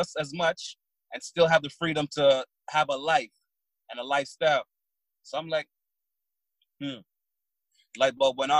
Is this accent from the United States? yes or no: no; Barbados; now in Toronto, Canada; No, I was born in Barbados.